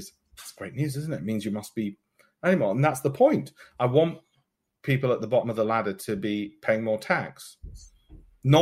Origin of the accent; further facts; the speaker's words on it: Leeds, Yorkshire and the Humber, United Kingdom; So where I came from in Leeds and grew up in Armley